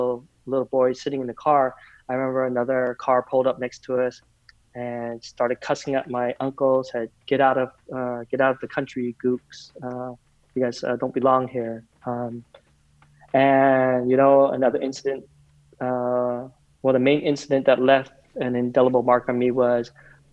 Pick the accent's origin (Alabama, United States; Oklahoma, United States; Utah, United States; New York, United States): Utah, United States; Provo; also born or lived in Vietnam; I was born in Vietnam right before the fall of our country, before the Vietnam War was over, though. We came and settled in the United States, Provo, Utah, of all places